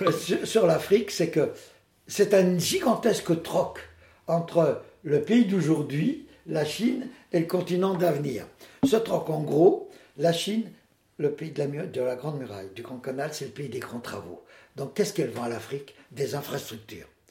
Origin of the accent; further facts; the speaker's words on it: Poitiers, Nouvelle-Aquitaine, France; je viens de Poitiers